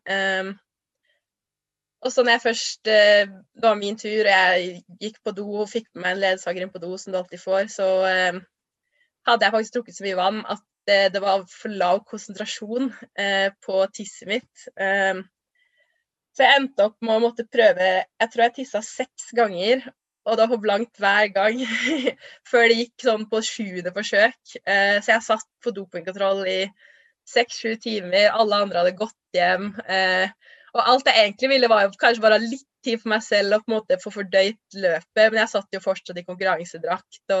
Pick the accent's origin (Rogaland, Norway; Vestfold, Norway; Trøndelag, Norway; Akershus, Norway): Trøndelag, Norway; Trondheim; also born or lived in Lørenskog; jeg ble født i Trondheim og bodde her fram til jeg skulle begynne på skolen. Eh, og så flytta vi til Lørenskog utenfor Oslo, hele familien, og bodde der i egentlig bare tre år.